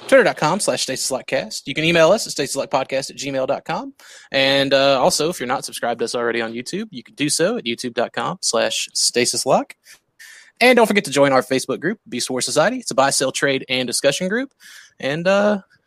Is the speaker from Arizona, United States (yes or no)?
no; Louisiana, United States; We're from Louisiana